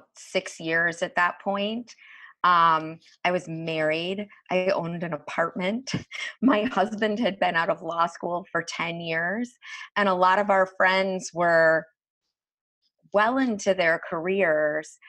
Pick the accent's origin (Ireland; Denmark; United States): United States; Phoenix, Arizona; moved away as an adult; also born or lived in New York City; now in Westchester County, United States; I'm actually from Arizona. I grew up in the Phoenix area and I moved to New York about 20 years ago, right after I graduated from college